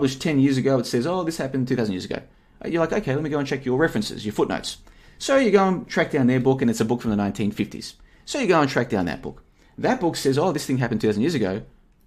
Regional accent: Australia; accent: Australian; now in Plovdiv, Bulgaria; I grew up in Australia. I've got an Australian passport. I've got a pretty much an Australian accent

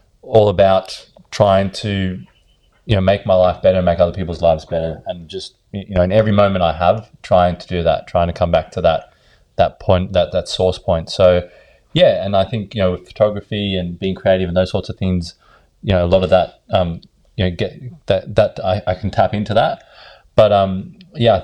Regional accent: Sydney, New South Wales, Australia; also born or lived in South Africa / Ireland; I was born in South Africa when I was 2, and my mother brought me over to Australia. grew up in Bondi

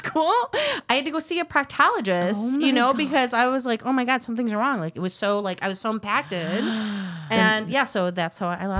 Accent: Midwest, United States; I grew up in the Midwest.

